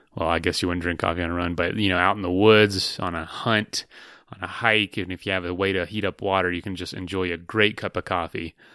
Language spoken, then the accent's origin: English; East Coast, United States; moved away; growing up on the East Coast